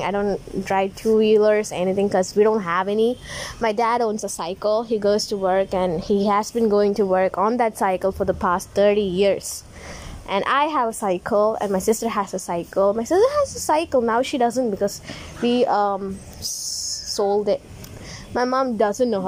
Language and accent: English; Tamil Nadu, India; now in Kerala, India; I'm Indian girl. I live in Kerala, but I'm from Tamil Nadu.